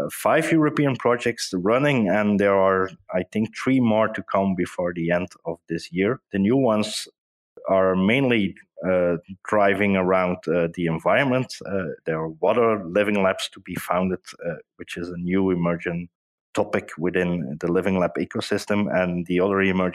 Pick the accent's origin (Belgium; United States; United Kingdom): Belgium; Hasselt, Flanders; Hasselt, which is actually my hometown, in Belgium